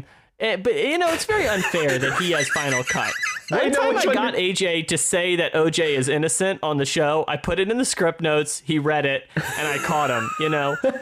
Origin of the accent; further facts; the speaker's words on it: United States; us Americans